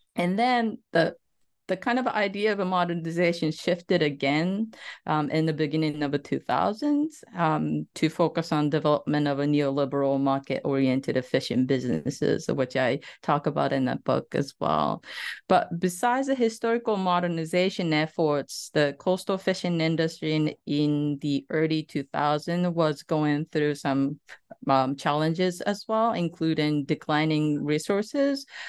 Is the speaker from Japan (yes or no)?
yes; Saitama, Japan; moved away as an adult; also born or lived in Tokyo / New Jersey, United States; I was born in a coastal West, a prefecture named the, uh, Saitama Prefecture